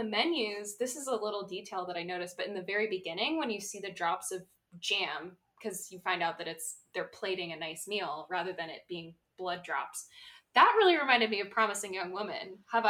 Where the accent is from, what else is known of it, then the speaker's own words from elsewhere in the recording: West Coast, United States; I'm from the West Coast.